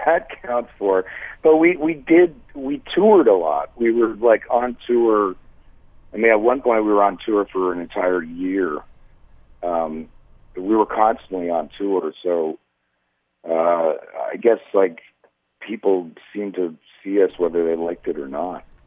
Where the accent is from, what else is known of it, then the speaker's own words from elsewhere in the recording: Toronto, Ontario, Canada; now in Montreal, Canada; I'm originally from Toronto. I live in Montreal now.